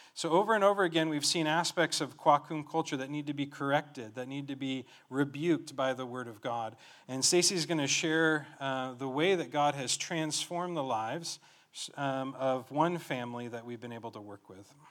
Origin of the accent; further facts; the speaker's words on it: Colorado, United States; moved away as an adult; now in Cameroon; I grew up in Colorado